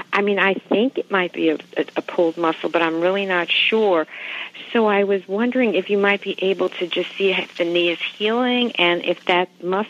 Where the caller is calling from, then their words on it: Springfield, Virginia, United States; I'm calling from Springfield, Virginia.